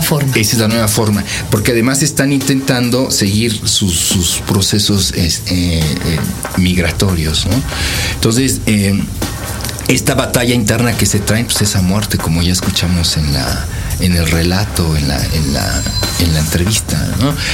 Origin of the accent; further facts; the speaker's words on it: Mexico; soy mexicano